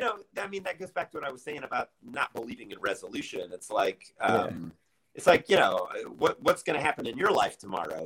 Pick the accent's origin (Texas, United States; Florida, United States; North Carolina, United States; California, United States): North Carolina, United States; Charlotte; moved away as an adult; now in Chicago, United States; I grew up in Charlotte, North Carolina